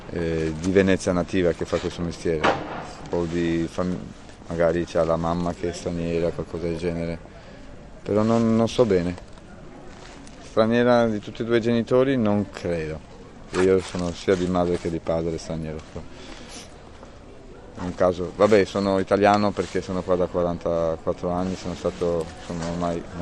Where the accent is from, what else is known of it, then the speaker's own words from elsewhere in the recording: Warsaw, Masovian Voivodeship, Poland; now in Venice, Italy; sono polacco. Sì. Di dove? Varsavia.